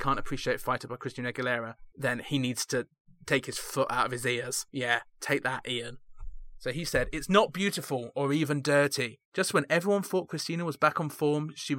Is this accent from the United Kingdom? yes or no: yes; United Kingdom; Me as a British person